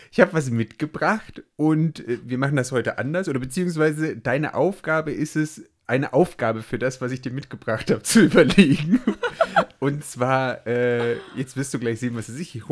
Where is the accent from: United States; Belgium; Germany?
Belgium; Gerade als Belgier